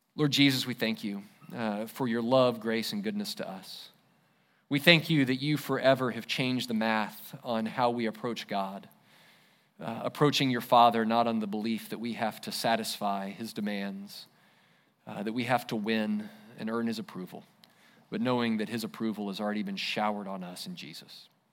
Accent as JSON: {"language": "English", "country": "United States", "said": "as an American"}